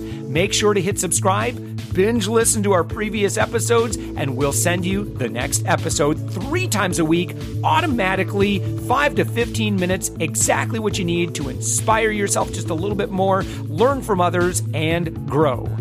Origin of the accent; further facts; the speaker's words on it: Orlando, Florida, United States; my hometown